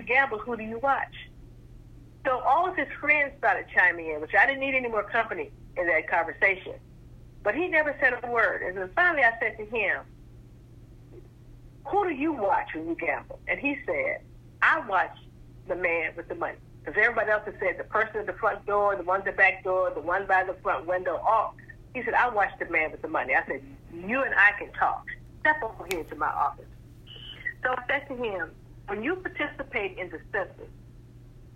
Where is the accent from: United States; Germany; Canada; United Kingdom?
United States; South Florida; moved away; also born or lived in Chicago; I am from South Florida, I started my census career in Chicago.